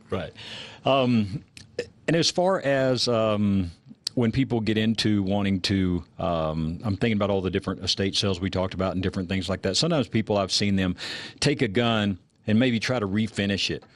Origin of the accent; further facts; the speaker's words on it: Texas, United States; I grew up in Texas.